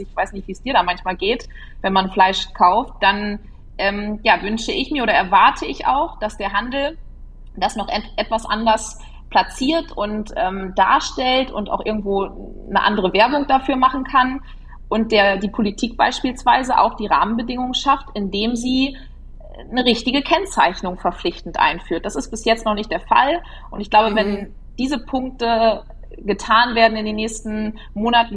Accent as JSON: {"language": "German", "town": "Bockstedt", "region": "Lower Saxony", "country": "Germany", "tie": "born or raised there", "also_born_or_lived": "Göttingen", "said": "habe hier den Betrieb von meinen Eltern jetzt mittlerweile in der 14. Generation übernommen. Wir leben hier in Niedersachsen, genauer gesagt im Landkreis Diepholz, aber das kleine Dorf mit 300 Einwohnern äh, in Bockstedt"}